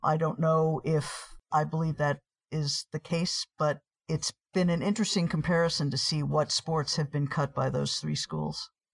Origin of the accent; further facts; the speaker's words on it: New York City, New York, United States; moved away as an adult; also born or lived in Poughkeepsie; now in Washington, D.C., United States; I grew up in New York City